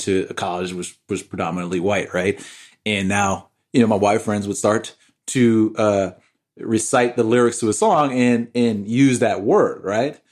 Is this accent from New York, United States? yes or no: yes; New York, United States; growing up in New York